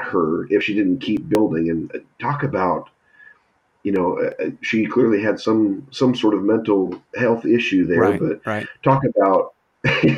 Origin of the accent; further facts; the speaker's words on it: San Jose, California, United States; where I grew up in San Jose